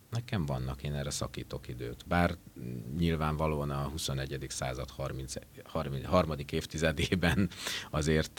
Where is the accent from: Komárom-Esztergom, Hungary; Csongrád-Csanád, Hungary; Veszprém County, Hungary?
Komárom-Esztergom, Hungary; Esztergom and Dorog area; moved away as an adult; also born or lived in Budapest; szülőhelyem környékén Esztergom és Dorog vonzás körzetében